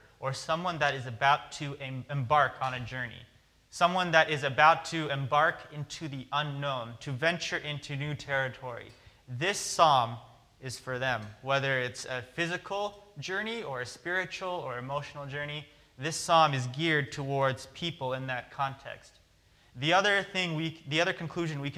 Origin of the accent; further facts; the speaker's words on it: Oregon, United States; growing up on the West Coast, growing up in Oregon